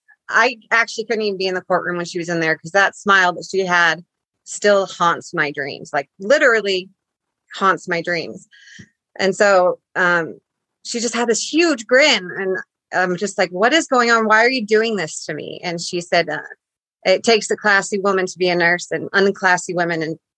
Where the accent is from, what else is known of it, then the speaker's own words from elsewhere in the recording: Utah, United States; moved away as an adult; also born or lived in Coos Bay, Oregon; I'm from Utah